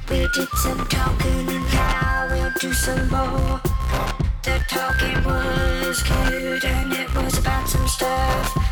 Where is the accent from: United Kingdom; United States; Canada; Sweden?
United Kingdom; And as a British fan, we would right. look at that and go, oh well, that's right.